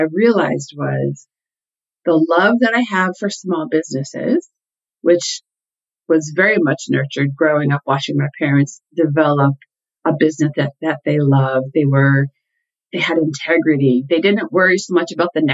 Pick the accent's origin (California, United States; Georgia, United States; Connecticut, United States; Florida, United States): Connecticut, United States; I grew up in Connecticut